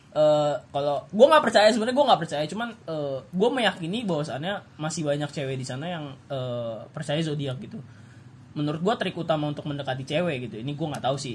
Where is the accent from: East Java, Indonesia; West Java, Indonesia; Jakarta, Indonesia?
West Java, Indonesia; gua orang Sunda